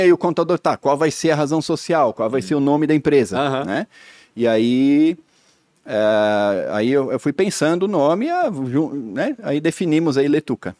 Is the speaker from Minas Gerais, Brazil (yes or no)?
no; Blumenau, Santa Catarina, Brazil; also born or lived in Pomerode; eu sou natural de Blumenau, cresci num sítio em Pomerode, mas aos 13 anos de idade eu voltei para Blumenau